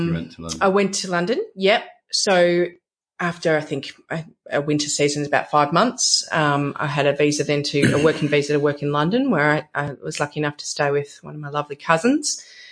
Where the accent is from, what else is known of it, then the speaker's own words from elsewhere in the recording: Australia; growing up in Australia, experiencing beaches, some of the best beaches in the world